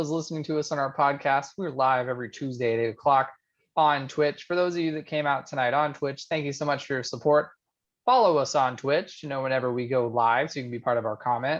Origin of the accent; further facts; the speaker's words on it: Canada; I'm from Canada, and as a hockey kid